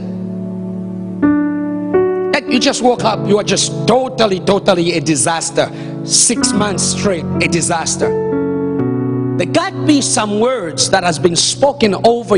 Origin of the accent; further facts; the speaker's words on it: Zambia; now in Canada; I was born in Zambia